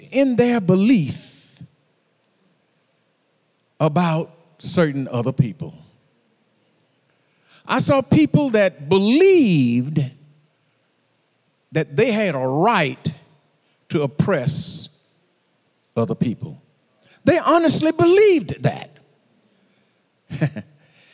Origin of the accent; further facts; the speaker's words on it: Moss Point, Mississippi, United States; I grew up in Moss Point